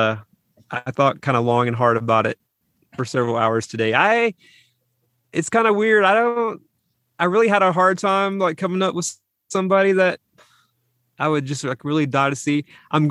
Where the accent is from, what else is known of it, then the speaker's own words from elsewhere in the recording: West Tennessee, United States; moved away as an adult; also born or lived in Northern California / Nashville; I grew up in West Tennessee, so I was 2 hours outside